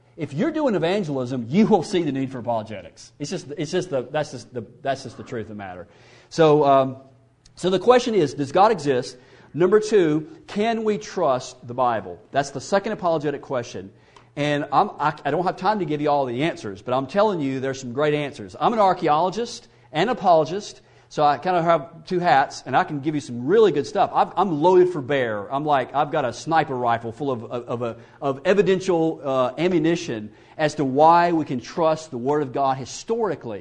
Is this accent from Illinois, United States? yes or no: no; Mississippi, United States; I grew up in the South. I'm from Mississippi, so you can't get any further south than where I'm from